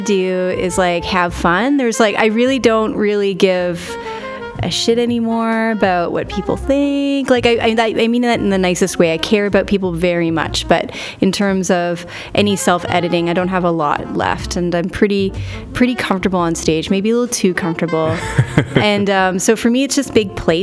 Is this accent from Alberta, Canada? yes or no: no; Montreal, Quebec, Canada; moved away as an adult; now in Regina, Canada; I moved away from my hometown of Montreal to Regina, Saskatchewan